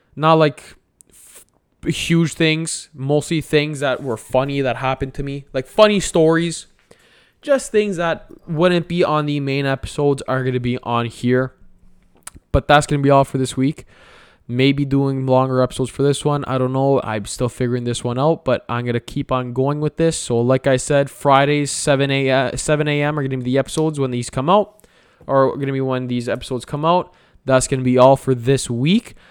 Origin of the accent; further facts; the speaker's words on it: Canada; I'm Italian Canadian